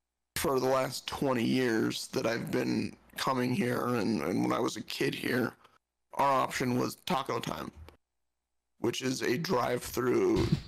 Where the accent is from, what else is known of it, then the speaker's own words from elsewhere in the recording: Southern California, United States; moved away; as a kid growing up in Southern California, I spent a lot of time in Mexico.